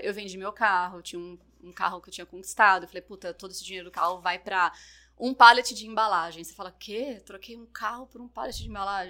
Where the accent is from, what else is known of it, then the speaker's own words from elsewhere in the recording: Ribeirão Preto, São Paulo, Brazil; accent: Caipira; moved away; eu sou de Ribeirão Preto